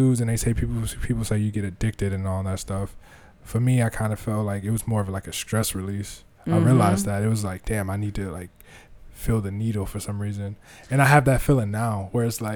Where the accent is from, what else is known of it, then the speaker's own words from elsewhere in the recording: Cleveland, Ohio, United States; I'm from Cleveland